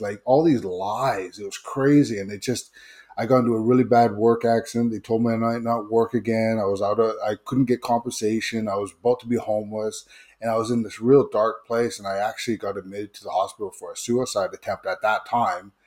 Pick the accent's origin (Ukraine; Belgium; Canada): Canada; Vancouver, British Columbia; also born or lived in Seattle; originally from Seattle, but I grew up in Greater Vancouver